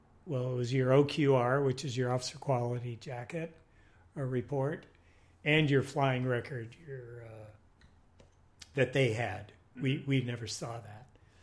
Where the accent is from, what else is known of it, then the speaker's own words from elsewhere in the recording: Los Angeles, California, United States; West Los Angeles.